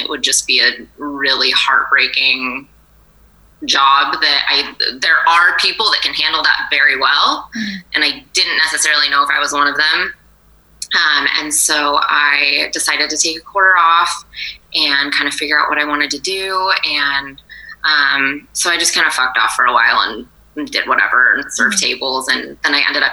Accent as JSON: {"language": "English", "town": "Atascadero", "region": "California", "country": "United States", "tie": "born or raised there", "lives_now": "San Luis Obispo, United States", "said": "I grew up in Atascadero. Oh, so I haven't flown too far from the nest. I'm local, yeah"}